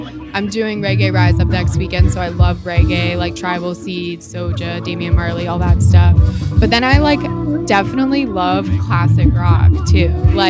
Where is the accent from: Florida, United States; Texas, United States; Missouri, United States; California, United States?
Florida, United States; Tampa; it's in my hometown.